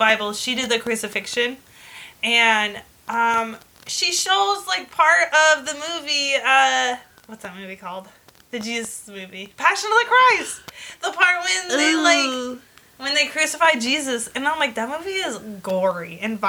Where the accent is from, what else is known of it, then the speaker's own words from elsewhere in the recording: California, United States; I'm from California. I don't know. We're American